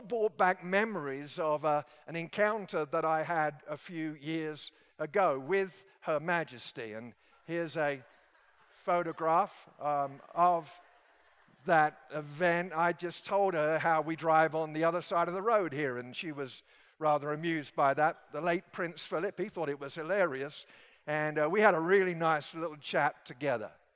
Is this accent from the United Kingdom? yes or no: yes; England, United Kingdom; moved away; back in my home country